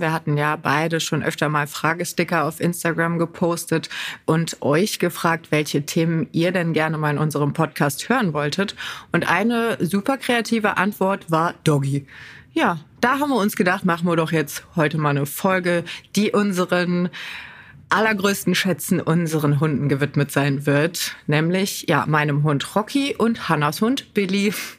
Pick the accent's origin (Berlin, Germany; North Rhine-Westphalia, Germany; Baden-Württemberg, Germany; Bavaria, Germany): North Rhine-Westphalia, Germany; bei uns in NRW